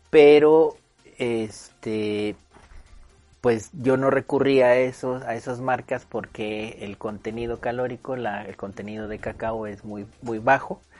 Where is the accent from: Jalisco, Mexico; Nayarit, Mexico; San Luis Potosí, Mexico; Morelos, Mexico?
Morelos, Mexico; moved away as an adult; now in León, Mexico; yo soy originario del estado de Morelos. Nací en el oh. estado de Morelos y vivo aquí en León desde hace nueve años.